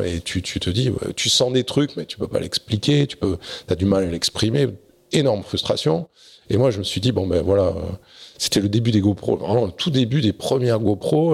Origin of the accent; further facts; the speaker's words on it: Bordeaux region, Nouvelle-Aquitaine, France; also born or lived in Arcachon; je suis né à Arcachon, pas très loin. Et j'ai vécu la plupart de, de mon adolescence euh, soit dans la région bordelaise